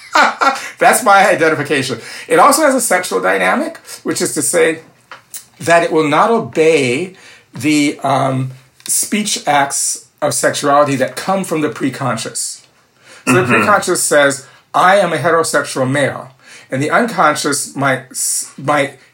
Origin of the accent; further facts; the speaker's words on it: Minneapolis, Minnesota, United States; also born or lived in New Orleans / Ann Arbor; I'm 66 years old, I come from Minneapolis, by way of New Orleans, and Ann Arbor